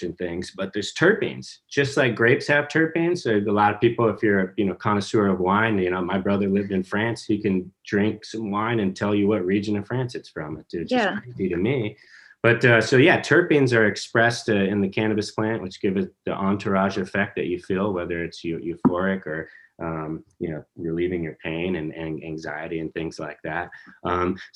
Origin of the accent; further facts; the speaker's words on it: New Mexico, United States; now in Kentucky, United States; I come from New Mexico. It's hard to grow grass